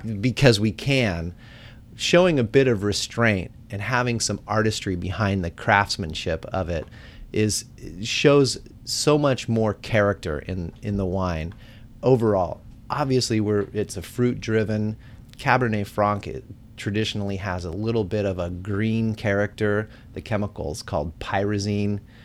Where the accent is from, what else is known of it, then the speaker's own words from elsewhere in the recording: Bay Area, California, United States; I grew up in the Bay Area